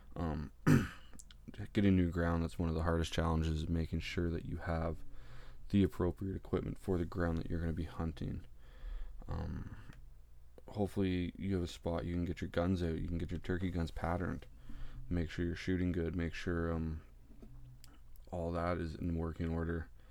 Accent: Ontario, Canada; I'm from Ontario, Canada.

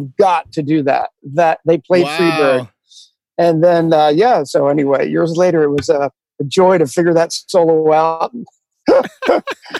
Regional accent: outside of Philadelphia, Pennsylvania, United States; moved away as an adult; also born or lived in California / Texas; now in New York City, United States; I grew up outside of Philadelphia, a Northeast guy

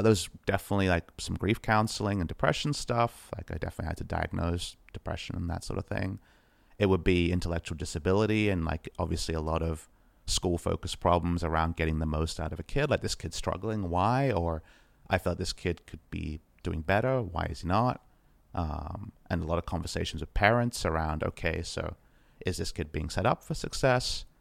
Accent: Australia; as an Aussie boy

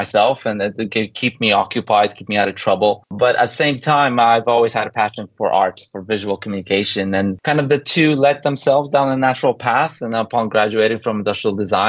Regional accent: Poland; moved away; also born or lived in Canada; growing up in Poland, born in the early 80s, we had the opportunity to emigrate to Canada

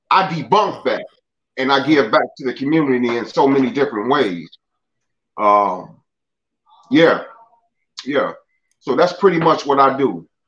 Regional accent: Chicago, Illinois, United States; I remember as a kid, man, you know, I grew up in Altgeld Gardens

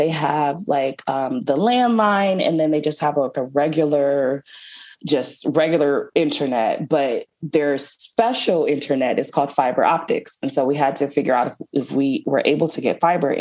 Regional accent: Michigan, United States; moved away; also born or lived in California / Spain; Born and raised in Michigan and then moved to California

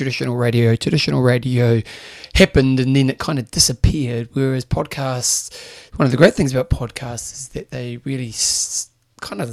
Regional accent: New Zealand; they knew I was a Kiwi or a New Zealander

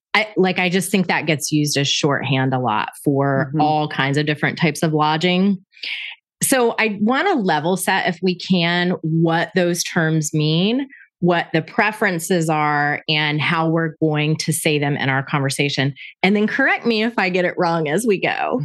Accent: Panama City, Florida, United States; my hometown of Panama City, Florida

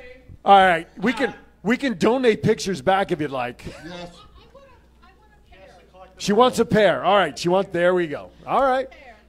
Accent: New Jersey, United States; I'm from Jersey. We don't know how to say shit.

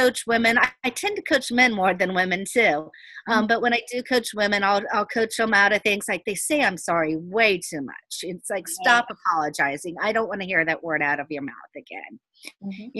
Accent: Miami Gardens, Florida, United States; I grew up in Carroll City, so mm-hmm. I was the minority there

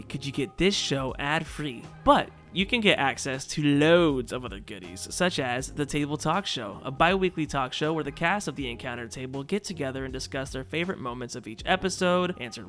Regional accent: Michigan, United States; Hey, I'm a Michigander.

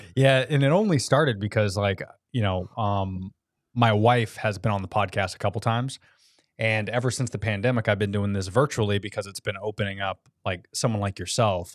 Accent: United States; now in Florida, United States; I love being American

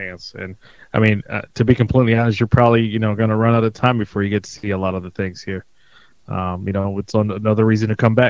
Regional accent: Detroit, Michigan, United States; But I was raised here in Southwest, which is, you know, dominantly Mexican area of here of Detroit.

